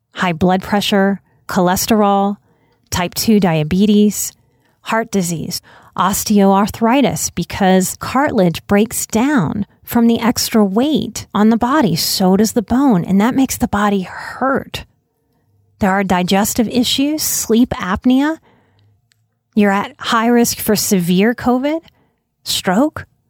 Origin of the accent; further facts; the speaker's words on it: New Orleans, Louisiana, United States; I come from New Orleans